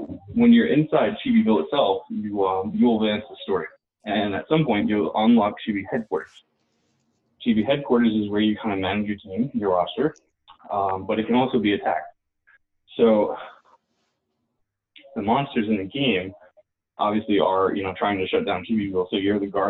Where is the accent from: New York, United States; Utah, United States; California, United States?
New York, United States; I'm a New Yorker